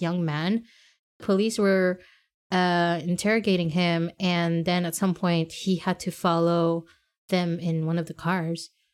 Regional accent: Montreal, Quebec, Canada; we said Montreal.

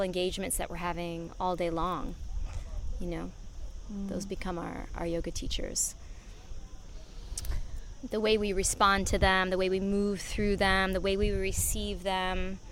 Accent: United States; moved away as an adult; also born or lived in Vancouver, Canada / Los Angeles, United States; now in Ibiza, Spain; I did the addictions when I was in the States, and I'm from the States

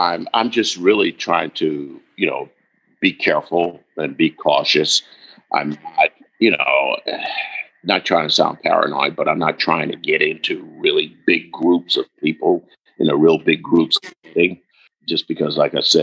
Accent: the South, United States; accent: Southern; I'm from the South

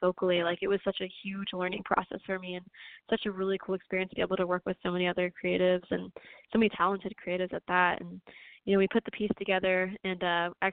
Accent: South Florida, United States; I'm from Florida, South Florida

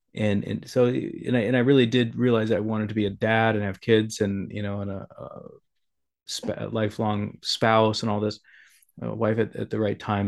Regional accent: South Dakota, United States; growing up in South Dakota

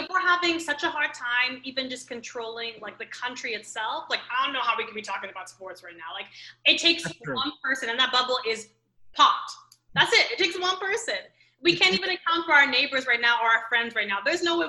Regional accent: New York, United States; born there; I was born in New York. I like to claim New York as part of my being.

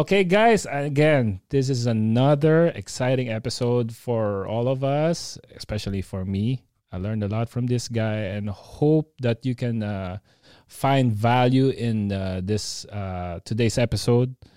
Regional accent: Nueva Ecija, Central Luzon, Philippines; we're in, uh, Nueva Ecija

